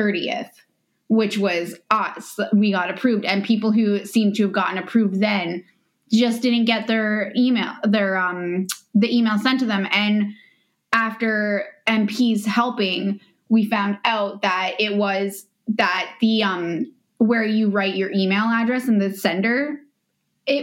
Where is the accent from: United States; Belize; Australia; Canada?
Canada; I'm the Canadian.